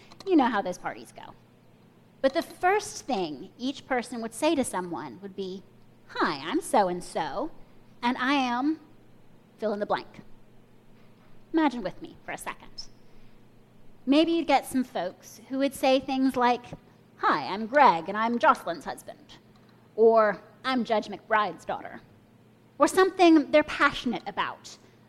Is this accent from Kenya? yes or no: yes; Kenya; born there; also born or lived in United States; I was born in Kenya, but I'm an American citizen. Well, we moved back and forth between Kenya and the U.S., but my parents are from the U.S.